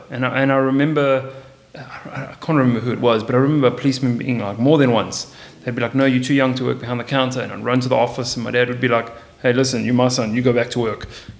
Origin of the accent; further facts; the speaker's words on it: South Africa; I'm Portuguese. I'm South African Portuguese, so I have a passport.